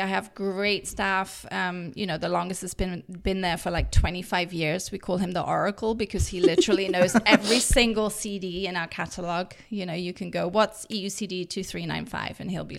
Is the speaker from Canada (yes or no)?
no; England, United Kingdom; accent: English; also born or lived in Germany; my English accent.